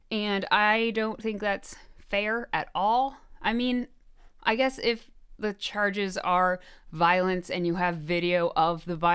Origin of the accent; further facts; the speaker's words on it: Chicago, Illinois, United States; we're from Chicago? Someone tell us where we sound like we're from.